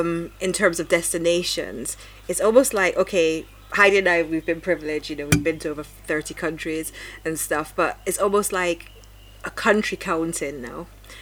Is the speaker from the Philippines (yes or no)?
no; Jamaica; being Jamaican, I would like to go to Ghana and Nigeria because of that historical connection as well.